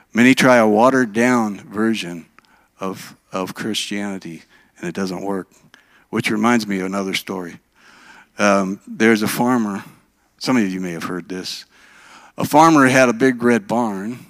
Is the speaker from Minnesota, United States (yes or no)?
yes; Minnesota, United States; moved away as an adult; also born or lived in Oregon; now in Alabama, United States; I was raised in Minnesota